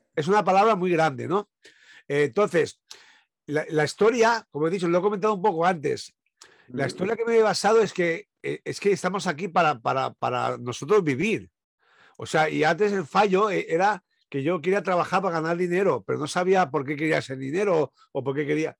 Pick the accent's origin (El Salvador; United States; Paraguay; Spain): Spain; Sant Antoni de Portmany, Balearic Islands; yo soy de Ibiza